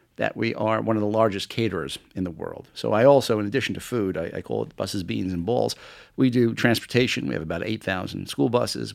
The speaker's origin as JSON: {"language": "English", "town": "New York City", "region": "New York", "country": "United States", "tie": "born or raised there", "also_born_or_lived": "England", "moved": "as an adult", "said": "I grew up in Queens as an Attleboro kid"}